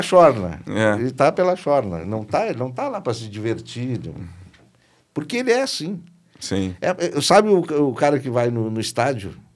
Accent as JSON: {"language": "Portuguese", "region": "Rio Grande do Sul", "country": "Brazil", "said": "Eu sou um artista gaúcho, regional, tradicional"}